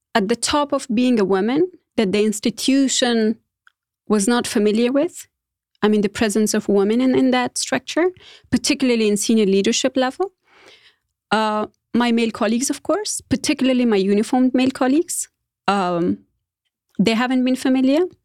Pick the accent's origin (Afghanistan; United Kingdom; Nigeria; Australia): Afghanistan; English is a second language; moved away as an adult; now in United States; I consider myself privileged enough to be able to live different lifestyles in Afghanistan, all the way from village to couple's lifestyle as a modern woman.